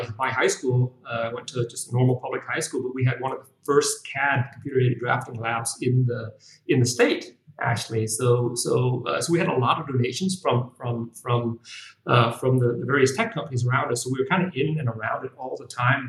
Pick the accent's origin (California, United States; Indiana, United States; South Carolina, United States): California, United States; moved away as an adult; also born or lived in Shanghai, China; now in Ho Chi Minh City, Vietnam; I was born here in Saigon and raised in the States